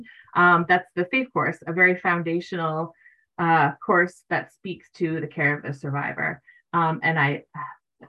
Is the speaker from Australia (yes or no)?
no; Canada; now in Maine, United States; I was born in Canada